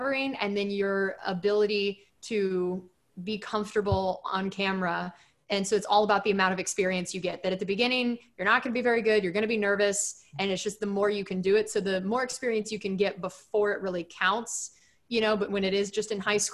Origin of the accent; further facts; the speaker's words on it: Texas, United States; high school football in Texas